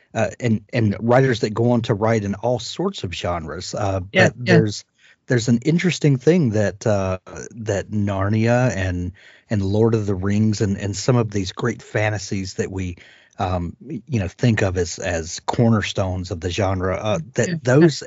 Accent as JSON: {"language": "English", "country": "United States", "said": "as an American"}